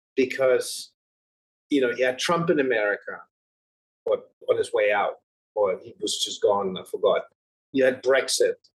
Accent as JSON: {"language": "English", "country": "Germany", "tie": "born or raised there", "said": "When you grow up in Germany"}